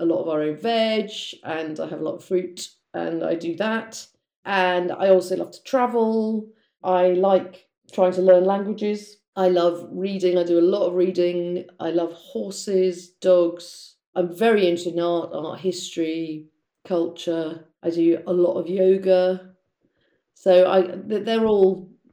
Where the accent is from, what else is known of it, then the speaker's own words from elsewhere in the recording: London, United Kingdom; also born or lived in Italy; So I grew up in South London in Blackheath